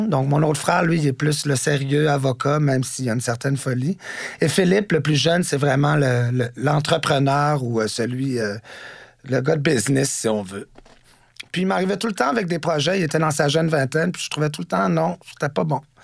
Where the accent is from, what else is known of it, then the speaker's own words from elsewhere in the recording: Montreal, Quebec, Canada; also born or lived in Washington, D.C., United States; moi, je suis né à Washington, D.C., euh, aux États-Unis, parce que mon père était correspondant pour la presse à Washington puis euh, à l'âge de 4 ans, je suis arrivé à Montréal et je suis devenu Montréalais. J'ai euh, grandi dans le centre-ville